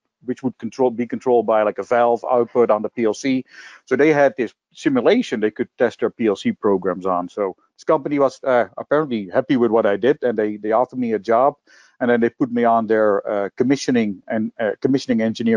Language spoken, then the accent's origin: English; Netherlands; moved away; I was born and raised in Holland.